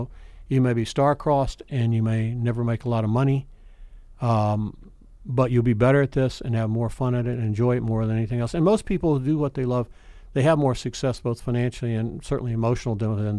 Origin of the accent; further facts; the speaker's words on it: Daphne, Alabama, United States; moved away; Growing up in Lower Alabama in the middle of nowhere during a very different time of segregation in Alabama